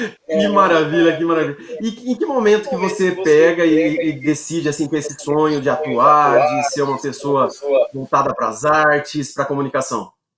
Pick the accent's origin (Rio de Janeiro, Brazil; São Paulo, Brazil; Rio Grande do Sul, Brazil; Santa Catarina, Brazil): São Paulo, Brazil; Bauru; eu sou de Bauru